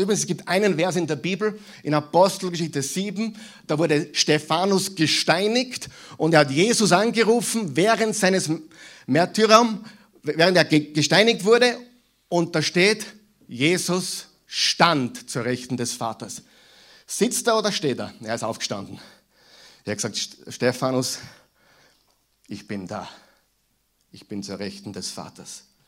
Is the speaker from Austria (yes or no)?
yes; Mühlviertel, Upper Austria, Austria; moved away; die aus Oberösterreich kommen wie ich, merken den Unterschied zwischen Müllviertel, wo ich herkomme, und hier